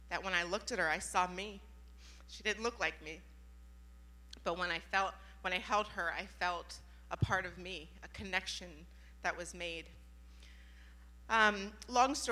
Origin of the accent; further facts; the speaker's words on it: Youngstown, Ohio, United States; I was born in Youngstown, being a part of a very rough neighborhood